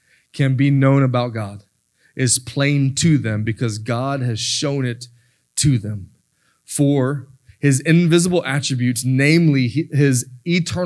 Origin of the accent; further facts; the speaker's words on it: Florida, United States; moved away; I'm from Florida